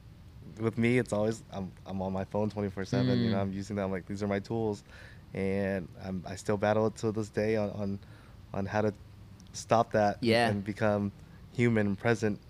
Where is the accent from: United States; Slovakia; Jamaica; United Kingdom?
United States; Westminster, California; I was a kid from Westminster.